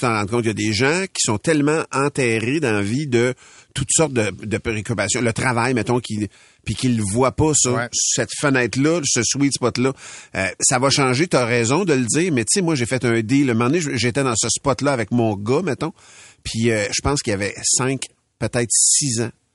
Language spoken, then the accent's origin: French; Louiseville, Quebec, Canada; J'ai grandi à Louisville dans le dans un rang. Au bout du rang, chez nous, c'est le village, la municipalité de Masquinongé